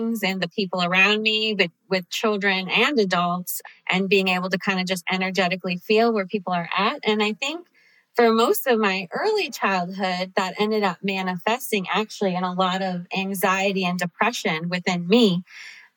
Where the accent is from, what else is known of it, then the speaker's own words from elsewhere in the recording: Cincinnati, Ohio, United States; moved away as an adult; also born or lived in Chicago / Los Angeles; I grew up in Cincinnati, but I had moved